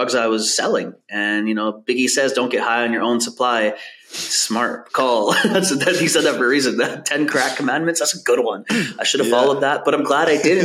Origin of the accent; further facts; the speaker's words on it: Vancouver, British Columbia, Canada; I grew up in Vancouver, Canada, in East Van.